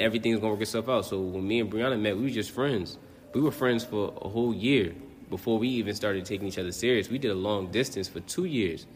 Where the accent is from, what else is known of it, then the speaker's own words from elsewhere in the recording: Neptune, New Jersey, United States; moved away as an adult; now in Baltimore, United States; I'm from Neptune, New Jersey, and I currently live in Baltimore, Maryland.